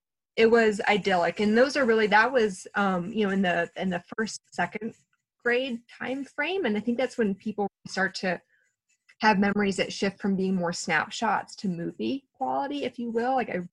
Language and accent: English; Virginia Beach, Virginia, United States; born there; also born or lived in Columbia; I was born in Virginia Beach right by the water. So some of my earliest memories are of the ocean.